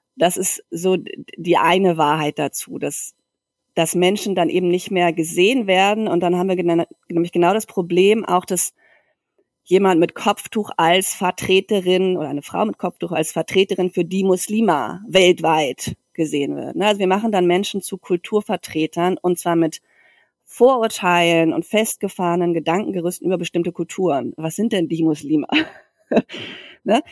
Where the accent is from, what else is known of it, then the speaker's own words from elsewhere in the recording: Germany; now in Barcelona, Spain; eine deutsche Mutter